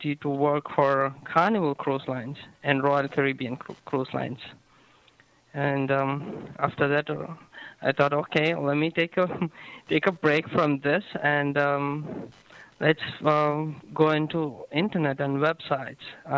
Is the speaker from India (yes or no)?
yes; Ooty, Tamil Nadu, India; moved away as an adult; now in Bradenton, United States; I live here in Bradenton, Florida, and basically I'm from India